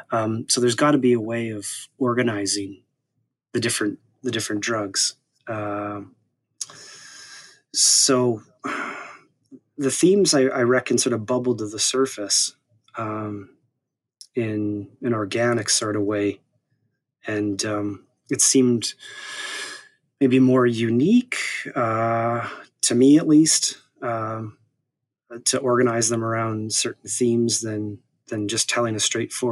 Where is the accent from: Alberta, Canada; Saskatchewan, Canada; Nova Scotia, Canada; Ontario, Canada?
Saskatchewan, Canada; Saskatoon; The city's called Saskatoon in the province of Saskatchewan.